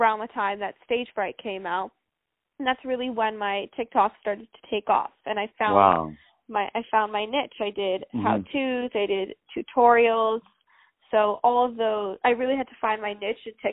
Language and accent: English; New York City, New York, United States; I'm from New York City